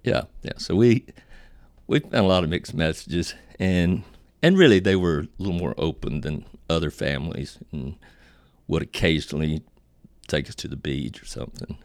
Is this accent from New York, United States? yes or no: no; Virginia, United States; I was born in Virginia, uh, to a Pentecostal family and raised, of course, Pentecostal